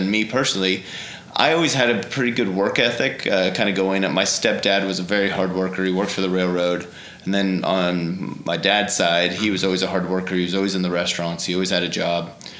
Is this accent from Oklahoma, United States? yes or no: yes; Tulsa, Oklahoma, United States; also born or lived in Southern Illinois / Memphis; Yeah, so I was born here in Tulsa, Hillcrest Hospital, and lived here for, it's always been a home. My dad has always lived here. My aunt lives here in Tulsa.